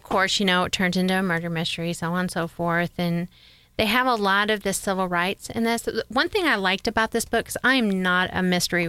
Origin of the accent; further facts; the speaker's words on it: New York, United States; now in Oklahoma, United States; I have never lived in Mississippi. I'm actually from New York.